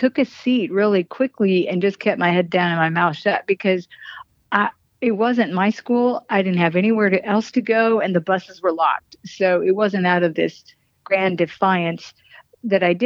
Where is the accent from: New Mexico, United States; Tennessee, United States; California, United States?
New Mexico, United States; also born or lived in Colorado; I grew up in northern New Mexico, a little bit in Colorado, and then dipped back down to southern New Mexico from about fourth grade on.